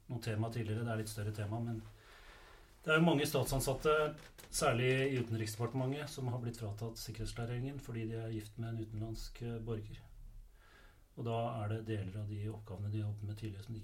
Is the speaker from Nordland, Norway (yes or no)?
yes; Fauske, Nordland, Norway; Jeg er jo fauskværing, egentlig.